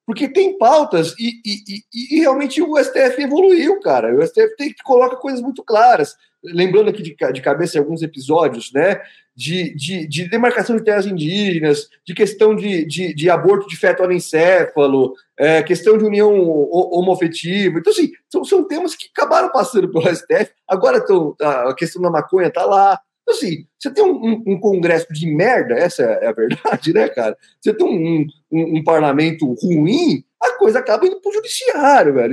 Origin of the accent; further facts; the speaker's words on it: Osasco, São Paulo, Brazil; pega o padre aqui de Osasco, que é meu conterrâneo, também sou de Osasco